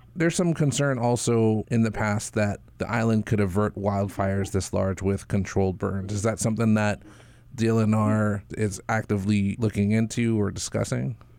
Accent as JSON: {"language": "English", "town": "Waimea", "region": "Hawaii", "country": "United States", "tie": "born or raised there", "said": "I grew up in Waimea"}